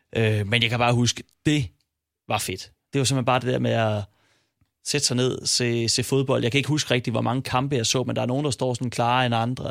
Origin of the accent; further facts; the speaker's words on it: Silkeborg, Central Denmark Region, Denmark; jeg er fra Silkeborg